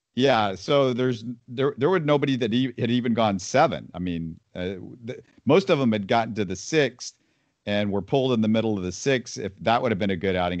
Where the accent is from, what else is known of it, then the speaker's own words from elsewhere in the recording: Houston, Texas, United States; also born or lived in Missouri; I grew up in Houston